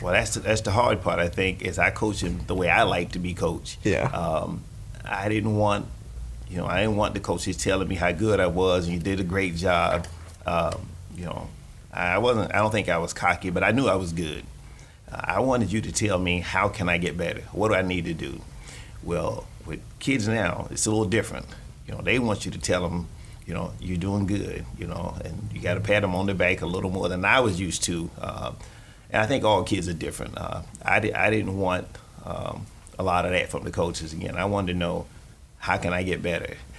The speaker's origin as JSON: {"language": "English", "region": "Florida", "country": "United States", "tie": "born or raised there", "also_born_or_lived": "Chicago", "lives_now": "Gainesville, United States", "said": "growing up in Florida"}